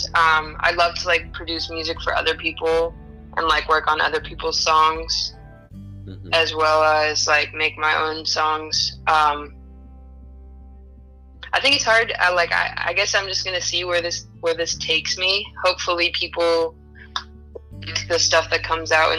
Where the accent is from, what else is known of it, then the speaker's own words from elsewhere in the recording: Oakland, California, United States; I'm from Oakland, California